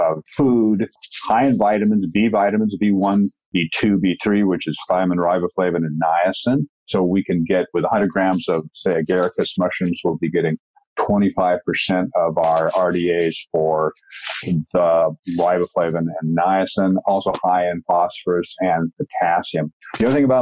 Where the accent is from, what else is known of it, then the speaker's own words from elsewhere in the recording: Washington, United States; moved away as an adult; now in British Columbia, Canada; Pacific Northwest, Washington State, and now I'm in British Columbia